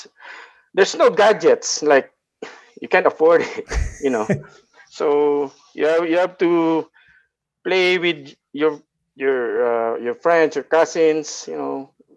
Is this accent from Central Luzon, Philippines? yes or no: yes; Santa Rosa, Central Luzon, Philippines; moved away as an adult; also born or lived in Bulacan; now in Calgary, Canada; I am originally from Nueva Ecija, Santa Rosa, Nueva Ecija, Philippines.